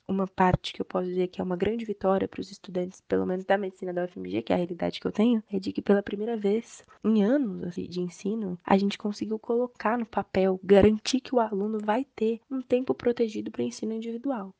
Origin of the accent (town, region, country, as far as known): Brazil